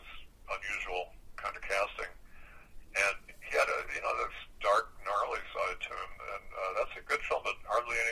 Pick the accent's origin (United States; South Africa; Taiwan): United States; Midwest; I'm from the Midwest